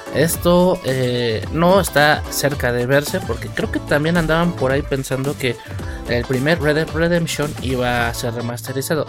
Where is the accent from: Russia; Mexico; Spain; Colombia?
Mexico; uno como mexicano